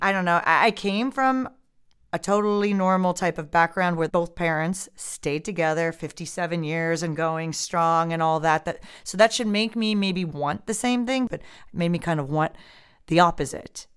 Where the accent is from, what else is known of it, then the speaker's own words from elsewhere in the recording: Midwest, United States; moved away; I was from the Midwest, so Midwestern type of mentality